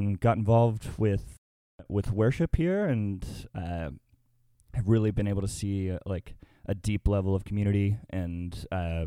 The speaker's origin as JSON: {"language": "English", "town": "Little Rock", "region": "Arkansas", "country": "United States", "tie": "born or raised there", "moved": "as an adult", "lives_now": "Murfreesboro, United States", "said": "I am from Little Rock, Arkansas. I actually went to high school with Jacob here"}